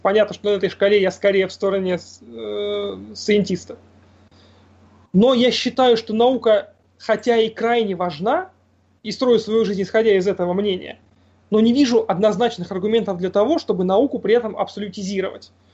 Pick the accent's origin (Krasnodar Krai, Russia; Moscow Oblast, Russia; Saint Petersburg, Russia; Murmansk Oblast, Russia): Murmansk Oblast, Russia; Murmansk; я из Мурманска.